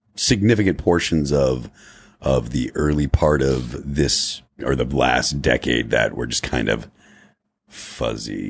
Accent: Springfield, Massachusetts, United States; we're from Western Massachusetts

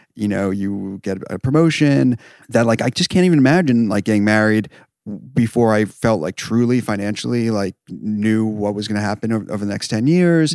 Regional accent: New York, United States; Twenty-eight, uh, from New York

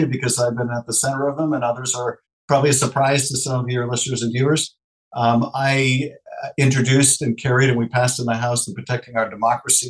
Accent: Los Angeles, California, United States; my hometown in our region, Los Angeles

